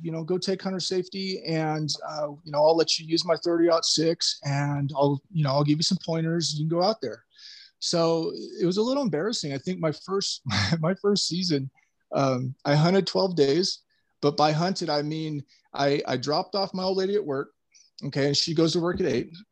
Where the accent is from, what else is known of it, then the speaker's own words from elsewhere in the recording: California, United States; back home in California, and where I'm from in California, you know, we do have mountains